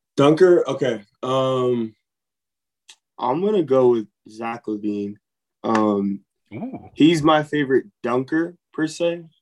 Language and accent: English; Los Angeles, California, United States; moved away as an adult; I came from Los Angeles, California